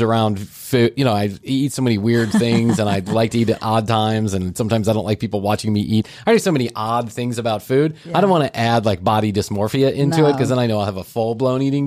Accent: United States; as an American

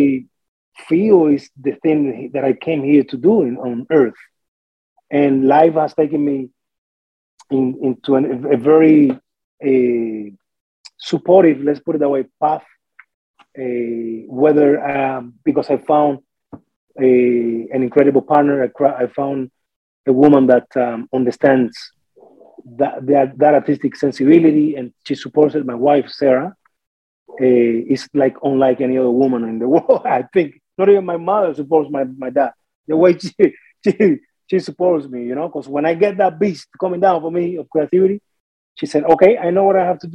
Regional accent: Cuba; moved away as an adult; also born or lived in Victoria, Canada; now in Canada; I came loaded from Cuba

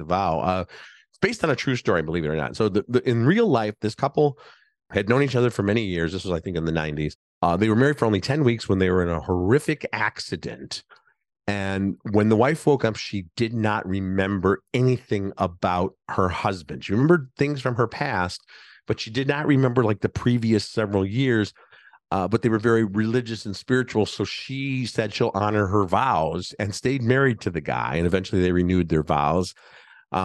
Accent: Chicago, Illinois, United States; And as a Chicagoan, I appreciate that they filmed at least some of it in Chicago and not just all in Toronto.

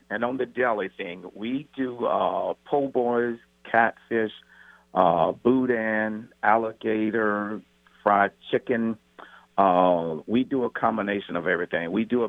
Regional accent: New Orleans, Louisiana, United States; now in Kent, United States; I'm from the New Orleans area.

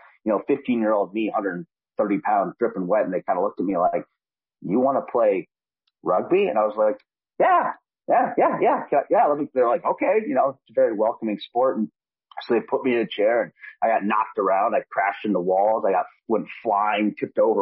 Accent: Minnesota, United States; I'm from Minnesota. I grew up watching the Twins, the Vikings, all that stuff.

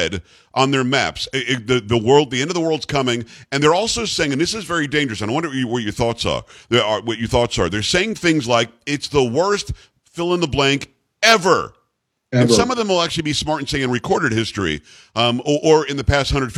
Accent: South Florida, United States; I grew up in South Florida, and we were in Hurricane Alley

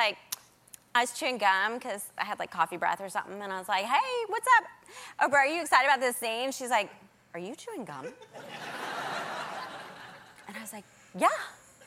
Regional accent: Nashville, Tennessee, United States; moved away; I grew up in Nashville

